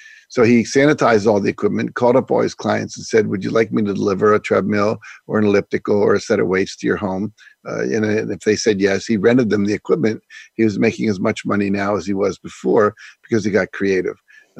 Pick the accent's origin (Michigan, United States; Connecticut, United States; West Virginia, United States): West Virginia, United States; Wheeling; also born or lived in Texas / Minnesota / Nebraska / Florida; I was born in Texas. My dad was in the Air Force. We traveled around. By the time I was six, we'd lived in Texas, Minnesota, Nebraska, and Florida, and settled in Wheeling, West Virginia.